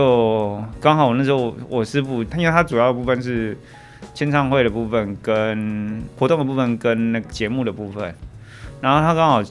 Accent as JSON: {"language": "Chinese", "region": "Taoyuan", "country": "Taiwan", "said": "我在当兵前我是念工科的，我念二专，然后我那时候是高职是念电机，我是桃园人。"}